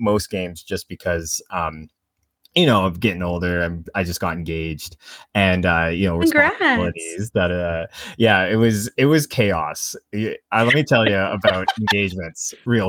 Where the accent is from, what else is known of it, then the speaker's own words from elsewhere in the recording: Canada; I am a Canadian and I work as a media analyst for an ad agency